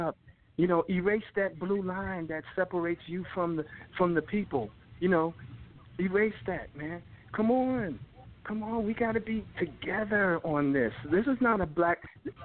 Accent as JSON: {"language": "English", "area": "Rahway", "region": "New Jersey", "country": "United States", "tie": "born or raised there", "said": "I grew up in Raleigh and you know, small town in Jersey, and, you know, I was close to New York"}